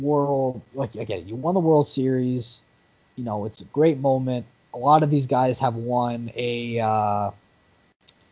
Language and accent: English; Canada; we're a Canadian